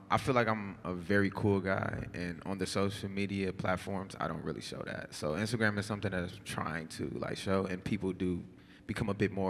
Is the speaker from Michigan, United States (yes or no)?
yes; Detroit, Michigan, United States; I just want to make sure that everybody know I'm from Detroit, Michigan. I've been out here for like uh, two years.